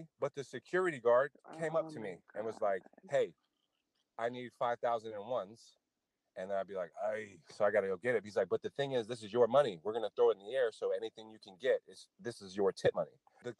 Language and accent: English; Los Angeles, California, United States; moved away as an adult; now in Las Vegas, United States; I'm not from Las Vegas, I'm from Los Angeles.